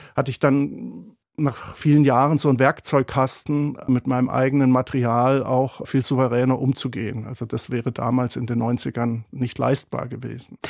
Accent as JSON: {"language": "German", "region": "south-west Germany", "country": "Germany", "said": "bei der Bundesbahn in Westdeutschland im äußersten Südwesten, wo ich herkomme"}